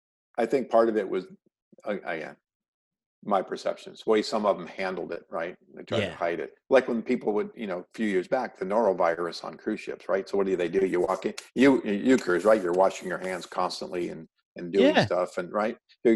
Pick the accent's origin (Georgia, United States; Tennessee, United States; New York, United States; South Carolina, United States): New York, United States; Oswego; moved away as an adult; now in California, United States; I grew up in upstate New York.